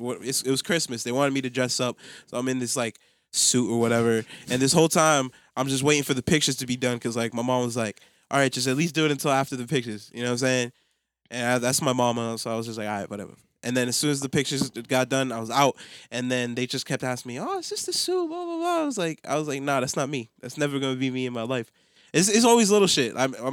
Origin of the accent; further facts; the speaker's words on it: United States; grew up in America